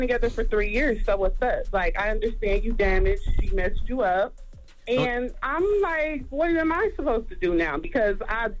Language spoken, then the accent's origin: English; Detroit, Michigan, United States; I'm from Detroit, so I'm a little messed up, too. You know, I done seen a lot.